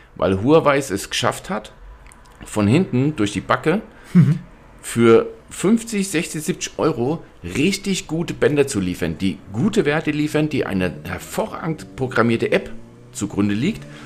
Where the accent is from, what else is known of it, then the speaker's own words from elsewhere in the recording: Germany; Bei uns in Deutschland